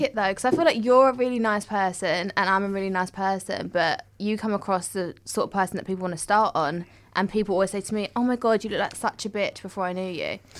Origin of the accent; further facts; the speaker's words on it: Southend-on-Sea, East of England, United Kingdom; I'm from South End